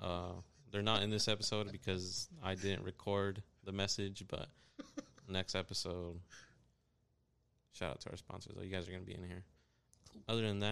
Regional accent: Kansas, United States; moved away; I'm just from Kansas.

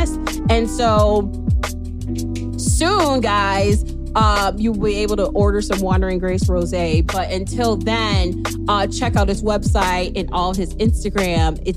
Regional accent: Chicago, Illinois, United States; moved away; we're not Canadian. We're just Chicagoans.

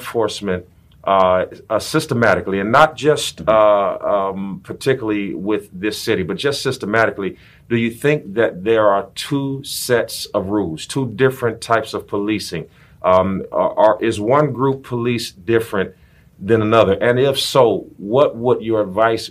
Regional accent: Gary, Indiana, United States; now in Houston, United States; I'm from Gary, Indiana.

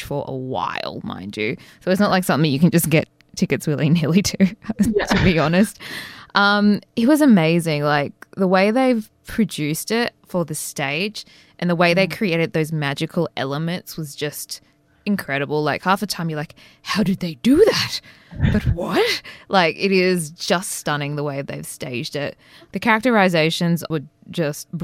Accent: Sydney, New South Wales, Australia; I'm from Sydney

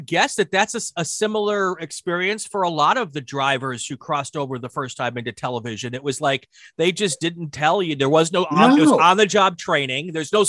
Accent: Wisconsin, United States; I was from Wisconsin, so I was local

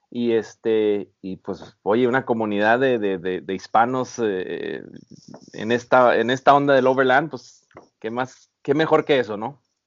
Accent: Baja California, Mexico; moved away as an adult; now in San Diego, United States; yo soy originario de Baja California

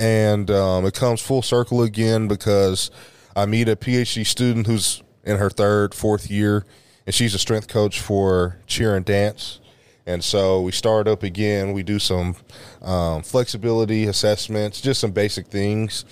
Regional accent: Oklahoma City, Oklahoma, United States; I grew up in Oklahoma City, Oklahoma

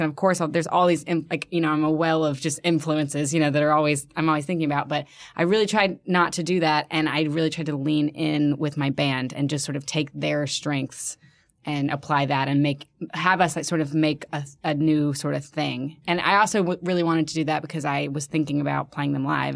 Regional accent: Birmingham, Alabama, United States; also born or lived in New York; now in Philadelphia, United States; I'm from Birmingham, Alabama, and it, I'm, I'm having that experience now where, like, it has now, like, become kind of like, I mean, not nearly like Philly, but just sort of like a, a, a cool place to be, and people are moving there, and, like, people are making music there and art there, and it's like, it was not that for me growing up

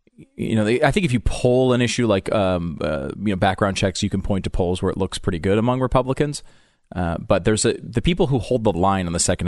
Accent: Connecticut, United States; I grew up in Connecticut, where just there's not a gun culture there, really.

